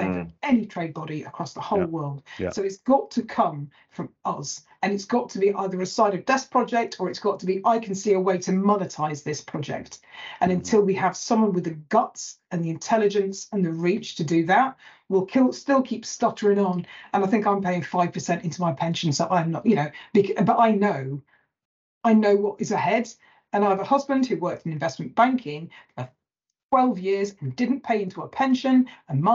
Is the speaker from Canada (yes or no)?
no; Lake District, North West England, United Kingdom; I'm from the Lake District. So we're even further north than Manchester.